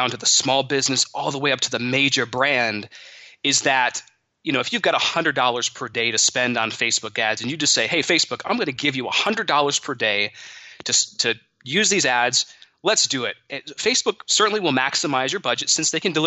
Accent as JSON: {"language": "English", "town": "Monroe", "region": "Michigan", "country": "United States", "tie": "born or raised there", "said": "I grew up in Monroe, Michigan"}